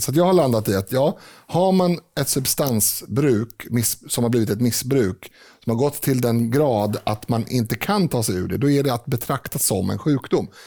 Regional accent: Sweden; vi är ju svenskar

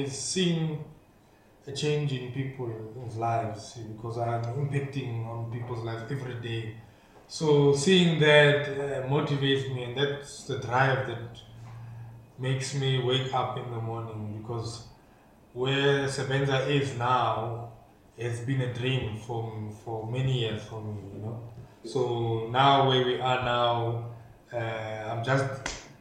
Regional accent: Welkom, Free State, South Africa; Growing up in Welkom, I enjoyed it so much

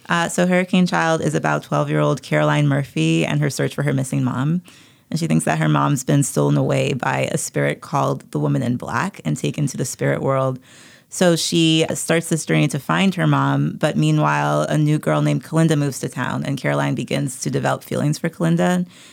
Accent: U.S. Virgin Islands; feeling very isolated and very bullied growing up on Saint Thomas

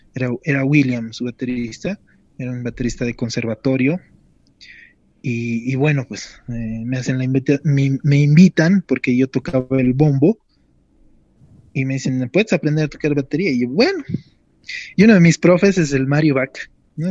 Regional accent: La Paz, Bolivia; quisiera hablarles en mi lenguaje, ¿no? Primero como boliviano, después como paseño

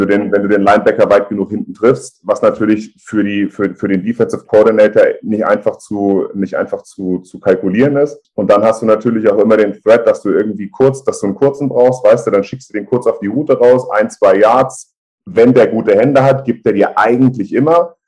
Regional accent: Frankfurt am Main, Hesse, Germany; also born or lived in Bad Homburg / Kalbach; ich bin in Frankfurt geboren im April zweiundachtzig, bin dann eigentlich auch mein ganzes Leben immer in Frankfurt oder um Frankfurt rum aufgewachsen, groß geworden, hab dort gelebt

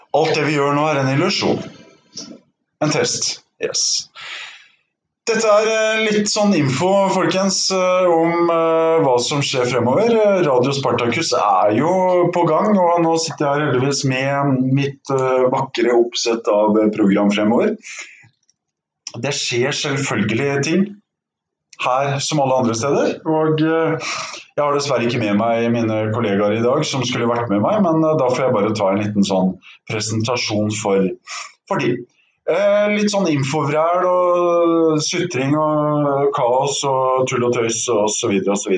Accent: Norway; jeg er fra Norge

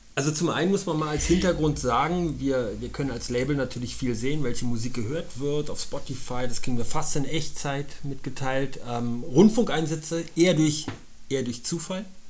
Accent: Berlin, Germany; moved away as an adult; now in Munich, Germany; ich bin in Berlin geboren, habe da 31 Jahre gelebt

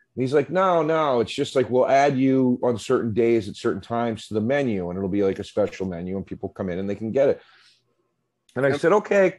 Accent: Philadelphia, Pennsylvania, United States; moved away; growing up on the East Coast in the Philadelphia area

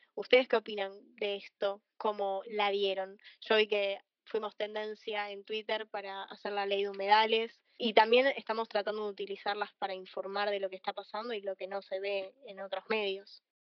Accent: Argentina; también soy de Argentina

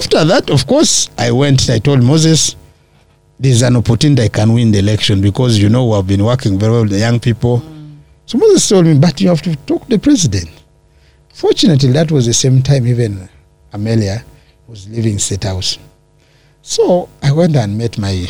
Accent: Teso, Eastern Region, Uganda; also born or lived in Amuria; I come from Teso

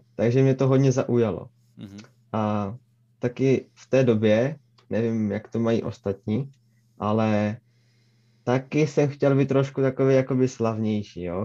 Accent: Třinec, Moravian-Silesian Region, Czechia; Narodil jsem se jakoby v Třinci

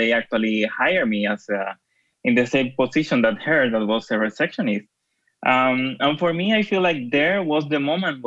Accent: Dominican Republic; moved away as an adult; now in Switzerland; Well, I'm based in Switzerland, but I am from the Dominican Republic.

